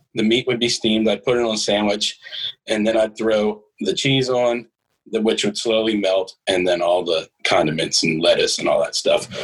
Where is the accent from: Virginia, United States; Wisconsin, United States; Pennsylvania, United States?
Virginia, United States; the South; we're from the South